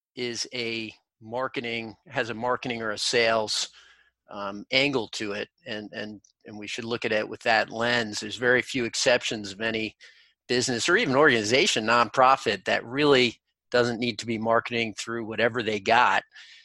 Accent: New York City, New York, United States; moved away; I'm a kid from New York City originally

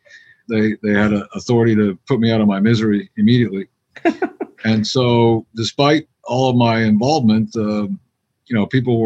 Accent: Miami, Florida, United States; I was from Miami

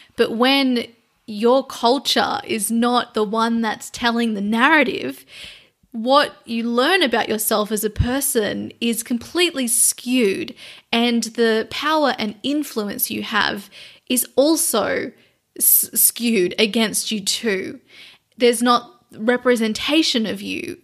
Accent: Australia; So I am an Australian. I am an Indigenous Australian

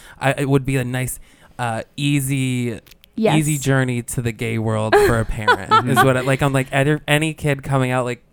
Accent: outside of Albany, New York, United States; I grew up like outside of Albany in like a small town

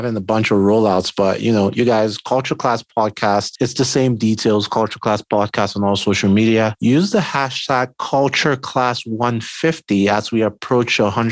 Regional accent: Nigeria; being Nigerian

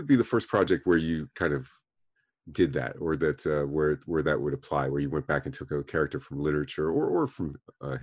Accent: Broward County, Florida, United States; I grew up down in Broward County, Florida

